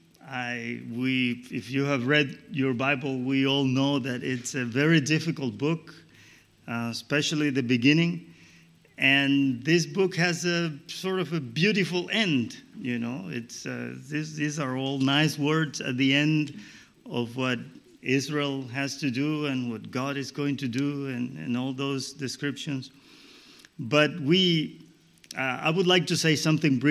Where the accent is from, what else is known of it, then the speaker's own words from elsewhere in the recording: Colombia; I come from Colombia in South America